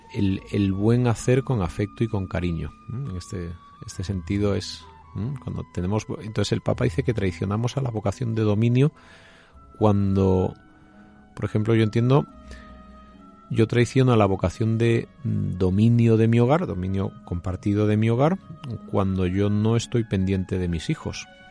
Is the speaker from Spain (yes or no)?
yes; Jaén, Andalusia, Spain; yo que soy de un pueblo de, de Jaén, de Don Jimeno